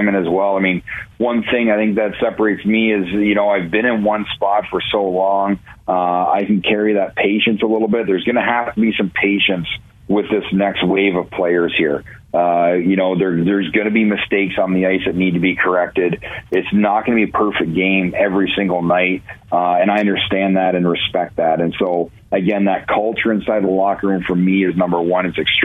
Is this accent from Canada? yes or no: yes; Ontario, Canada; moved away; also born or lived in Cleveland; growing up in Ontario